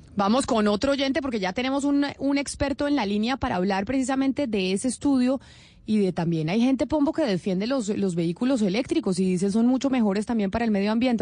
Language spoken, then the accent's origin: Spanish; Colombia; uno como colombiano